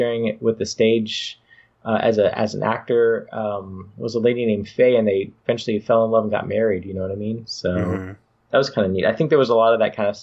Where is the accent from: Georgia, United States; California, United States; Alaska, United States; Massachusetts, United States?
California, United States; San Jose; moved away as an adult; now in Sacramento, United States; growing up in San Jose.